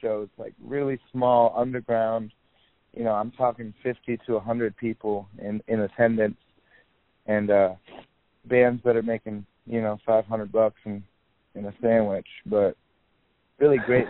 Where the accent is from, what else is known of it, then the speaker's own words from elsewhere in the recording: Michigan, United States; moved away; I grew up in Michigan, and that's where my dad still lives.